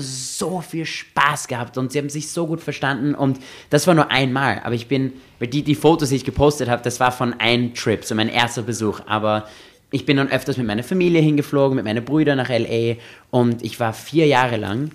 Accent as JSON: {"language": "German", "country": "Austria", "tie": "born or raised there", "also_born_or_lived": "Los Angeles", "said": "ich bin auch in Österreich aufgewachsen"}